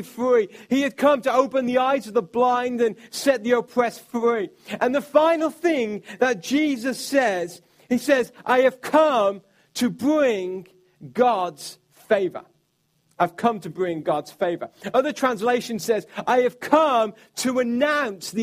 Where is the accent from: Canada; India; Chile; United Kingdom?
United Kingdom; I'm from the United Kingdom